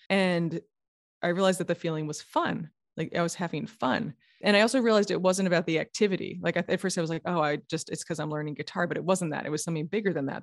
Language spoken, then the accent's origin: English; New York, United States; moved away; also born or lived in California; I'm from New York originally